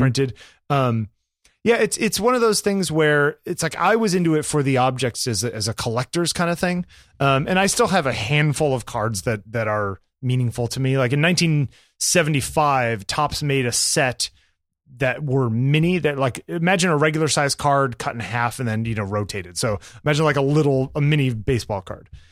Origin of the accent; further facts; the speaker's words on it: New York, United States; I was from New York